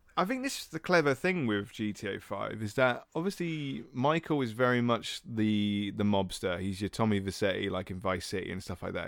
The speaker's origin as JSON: {"language": "English", "region": "England", "country": "United Kingdom", "said": "we're two English guys"}